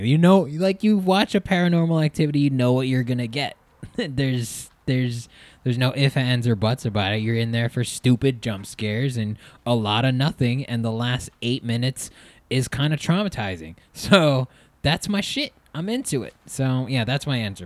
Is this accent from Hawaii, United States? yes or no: yes; Hawaii, United States; growing up in Hawaii